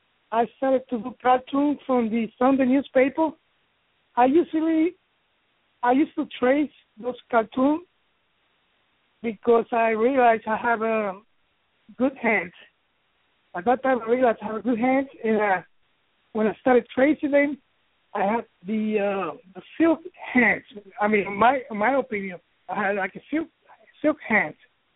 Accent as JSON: {"language": "English", "region": "New York", "country": "United States", "lives_now": "Miami, United States", "said": "I am from New York, and I guess all my inspiration from New York, even though I live in Miami."}